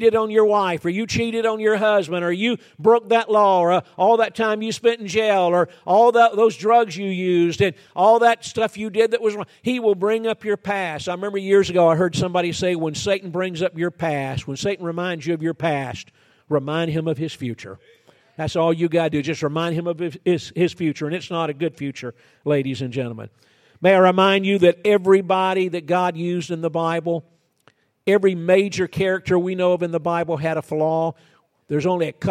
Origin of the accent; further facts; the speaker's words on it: Georgia, United States; moved away; also born or lived in Florida; I was born and raised in Georgia